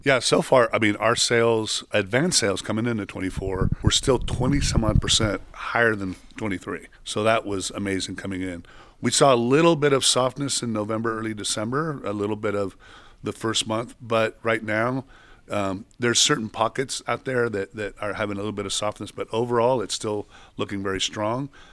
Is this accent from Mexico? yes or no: yes; Mexico; moved away; I grew up in Mexico